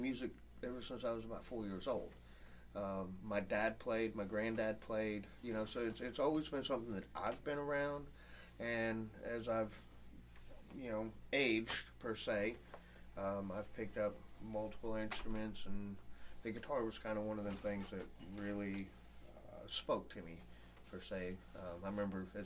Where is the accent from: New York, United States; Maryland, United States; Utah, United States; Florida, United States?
Florida, United States; also born or lived in Maine; I'm from Florida, lived in Maine for a few years.